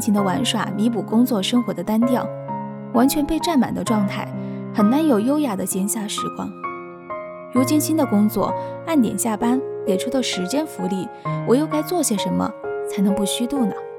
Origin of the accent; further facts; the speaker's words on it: South China, China; now in Beijing, China; 作为地道的南方人，经过近两年的温习，也品味到那种勤劳务实、敢打敢拼的血性